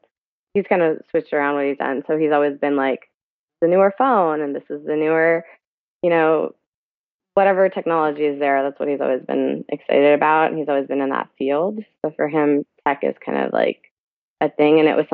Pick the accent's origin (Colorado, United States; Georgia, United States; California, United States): California, United States; Orange; born there; also born or lived in Pakistan; I was born here in Orange, California. Mm-hmm. I moved back to Pakistan, which is where my parents are originally from, when I was 7 or 8.